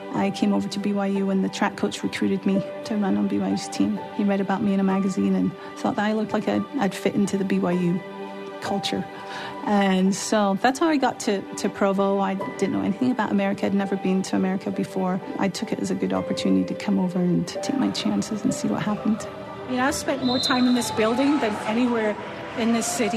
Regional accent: Glasgow, Scotland, United Kingdom; also born or lived in London; I was born in London. But a few months later, we moved up to Glasgow, to Scotland. And that's where I actually grew up

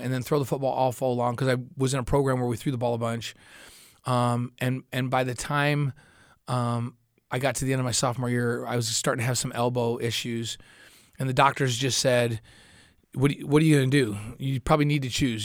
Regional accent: Syracuse, New York, United States; moved away as an adult; also born or lived in Utah; Where I grew up is dairy farms and small towns and beautiful lake country

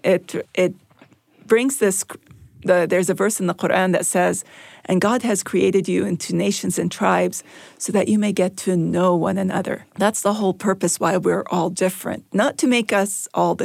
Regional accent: California, United States; I'm from California

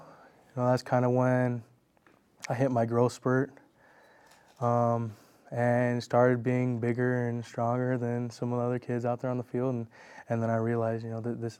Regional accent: Spokane, Washington, United States; So I've lived there my whole life, born and raised in Spokane.

